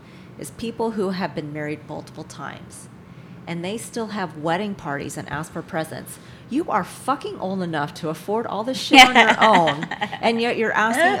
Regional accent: South Carolina, United States; born or raised there

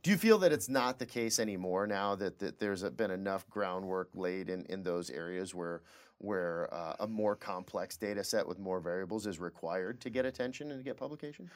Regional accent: Lapeer, Michigan, United States; I'm from Lapeer.

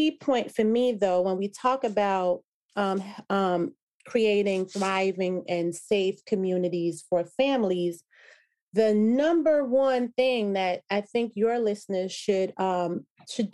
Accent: Jamaica; moved away; I was a proud immigrant from Jamaica, right? And so that's one of the things that I remember from growing up as a child in Jamaica

